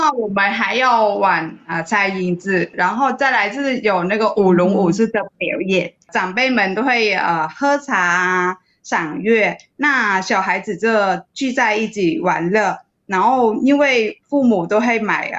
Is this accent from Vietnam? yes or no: yes; Vietnam; moved away as an adult; now in Taiwan; 小的时候在越南过中秋节的当天，